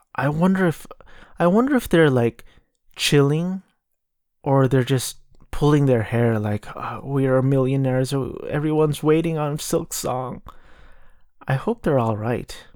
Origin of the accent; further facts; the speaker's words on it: Southern California, United States; I grew up in Southern California